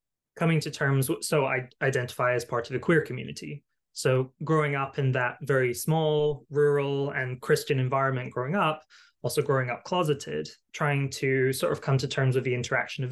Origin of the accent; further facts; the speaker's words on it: Highlands of Scotland, United Kingdom; I grew up largely in the Highlands of Scotland